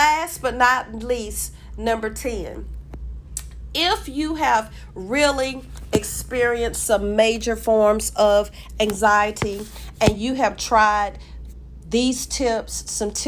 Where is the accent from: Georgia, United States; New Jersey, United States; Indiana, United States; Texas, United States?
Georgia, United States; I'm from Georgia. I live in Georgia